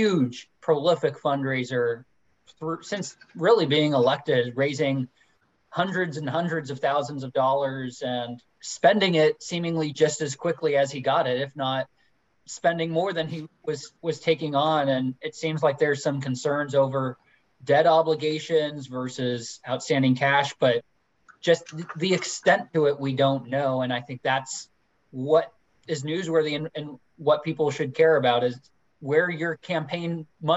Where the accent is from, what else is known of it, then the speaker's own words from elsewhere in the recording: California, United States; moved away; I came from California originally